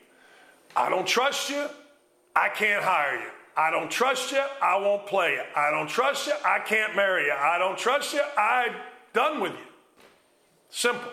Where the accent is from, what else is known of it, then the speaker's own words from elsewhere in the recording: Merrillville, Indiana, United States; also born or lived in Gary, Indiana; our address changed, and I grew up in Maryville